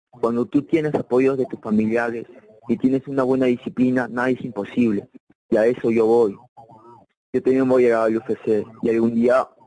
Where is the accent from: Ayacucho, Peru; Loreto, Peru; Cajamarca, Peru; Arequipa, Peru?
Ayacucho, Peru; now in Lima, Peru; Yo salí de Ayacucho, me fui para Lima y empecé a hacer un campamento.